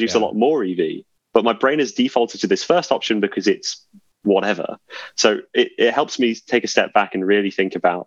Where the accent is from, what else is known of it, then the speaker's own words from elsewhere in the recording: England, United Kingdom; being English